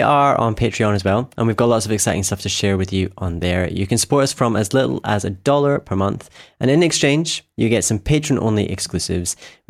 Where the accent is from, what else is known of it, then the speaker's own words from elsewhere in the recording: Scotland, United Kingdom; music web designer … from Scotland